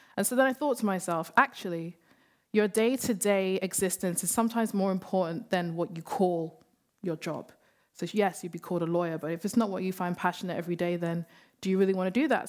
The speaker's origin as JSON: {"language": "English", "region": "London", "country": "United Kingdom", "tie": "born or raised there", "said": "We grew up in London, we grew up in Hackney"}